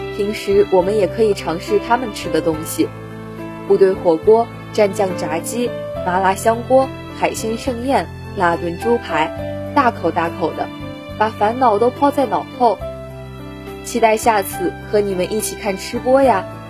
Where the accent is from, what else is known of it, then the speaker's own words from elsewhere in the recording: Tiantai, Zhejiang, China; moved away as an adult; also born or lived in Nanjing; 来自浙江天台。我在南京大学，距离我的家乡四百五十六公里